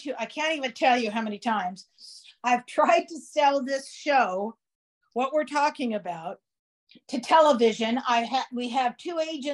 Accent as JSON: {"language": "English", "town": "San Francisco", "region": "California", "country": "United States", "said": "I'm from San Francisco"}